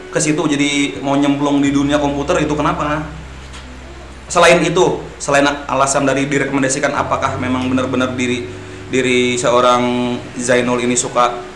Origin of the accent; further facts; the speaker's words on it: Balangan, South Kalimantan, Indonesia; Asalku dari Balangan.